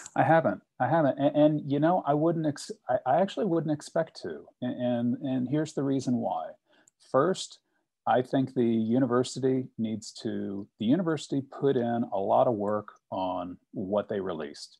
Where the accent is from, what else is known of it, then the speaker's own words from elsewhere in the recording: Richmond, Virginia, United States; I grew up in Richmond